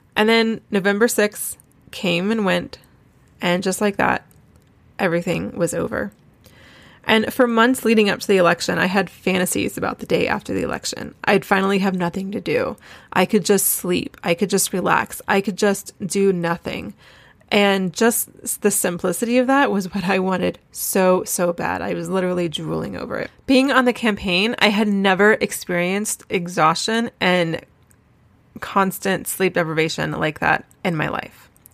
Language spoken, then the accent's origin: English; North Carolina, United States; moved away as an adult; now in Charleston, United States; I'm from Wilmington, North Carolina, Wilmington's actually good six or seven hours from Asheville